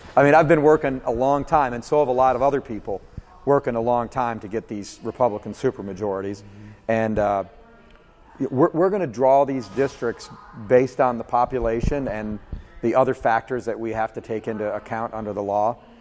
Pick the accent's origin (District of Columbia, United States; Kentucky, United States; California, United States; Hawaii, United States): Kentucky, United States; Georgetown; my hometown of Georgetown